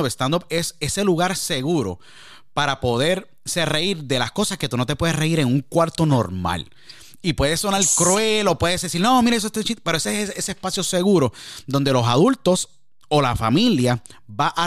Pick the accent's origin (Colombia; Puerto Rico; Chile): Puerto Rico